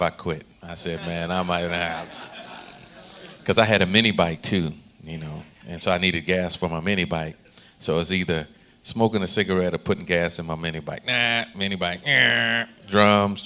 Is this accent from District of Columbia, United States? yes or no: no; Detroit, Michigan, United States; I grew up in Detroit, Michigan